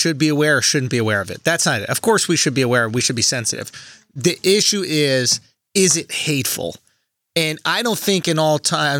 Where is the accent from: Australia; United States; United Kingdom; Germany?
United States; But I'm American.